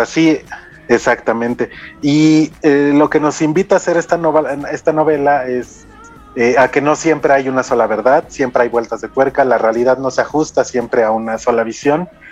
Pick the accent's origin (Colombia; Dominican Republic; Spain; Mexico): Mexico; como mexicanos